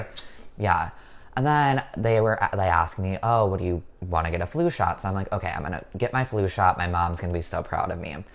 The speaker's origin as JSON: {"language": "English", "region": "Minnesota", "country": "United States", "moved": "yes", "lives_now": "New York, United States", "said": "I'm from Minnesota"}